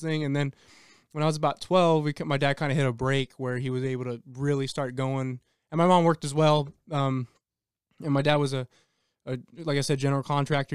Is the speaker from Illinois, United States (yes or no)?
no; El Paso, Texas, United States; I'm from El Paso, Texas